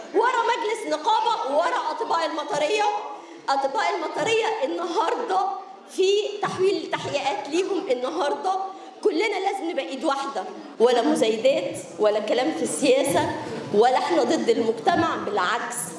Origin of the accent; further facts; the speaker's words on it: Monufia Governorate, Egypt; أنا من المنوفية